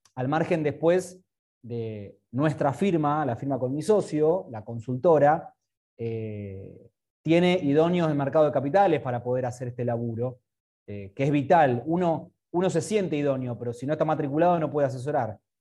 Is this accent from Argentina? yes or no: yes; Argentina; soy argentino, vivo en Argentina